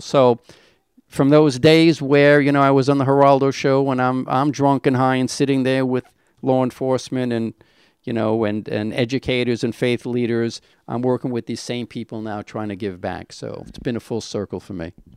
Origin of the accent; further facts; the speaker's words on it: New York City, New York, United States; I was born in Brownsville. A little of a rough area